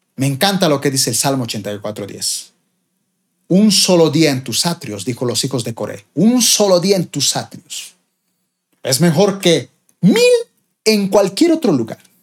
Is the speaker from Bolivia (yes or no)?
yes; Bolivia; mi país, Bolivia